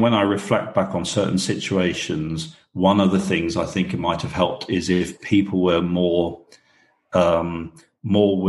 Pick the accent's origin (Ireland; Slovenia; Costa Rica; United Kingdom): United Kingdom; also born or lived in New Zealand; now in Belfast, United Kingdom; I'm British